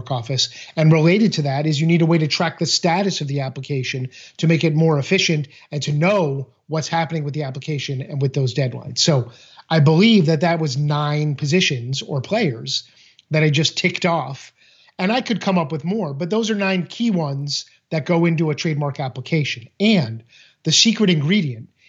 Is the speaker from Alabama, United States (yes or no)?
no; Boston, Massachusetts, United States; I grew up in Boston